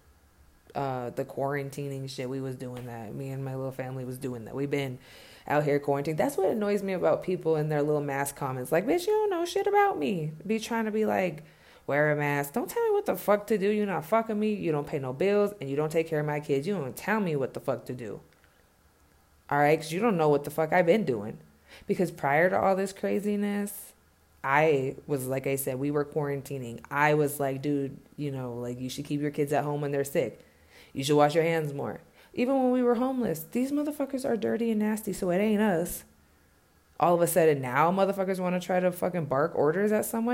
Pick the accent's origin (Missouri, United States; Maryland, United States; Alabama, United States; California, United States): California, United States; also born or lived in Ventura / Oxnard; now in Denver, United States; I was born in Cali and my foundation was there